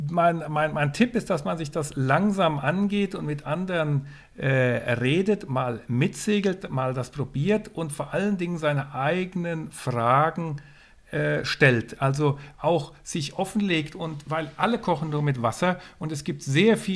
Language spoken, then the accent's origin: German; Northern Germany, Germany; Also ich komme aus dem Norden. Ich bin sehr viel in Schweden, Norwegen, Schottland, Irland gesegelt.